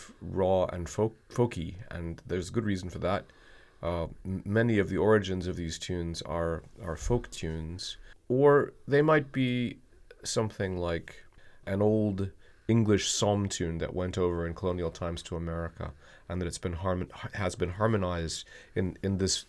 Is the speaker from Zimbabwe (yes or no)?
no; the mountains of Western Virginia, United States; moved away; also born or lived in American South; I come from the mountains of Western Virginia